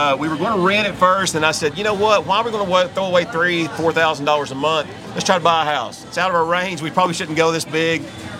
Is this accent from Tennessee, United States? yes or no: yes; Ocoee, Tennessee, United States; moved away as an adult; now in Key West, United States; I bought a home here in Key West just under 2 years ago, but I'm originally from Ocoee, Tennessee.